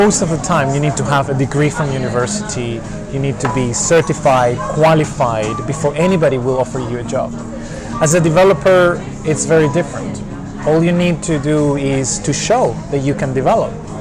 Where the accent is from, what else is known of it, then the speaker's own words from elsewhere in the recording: Venezuela; moved away as an adult; also born or lived in Germany; now in United Kingdom; I'm originally from Venezuela, but I've been living in the UK for over 10 years now.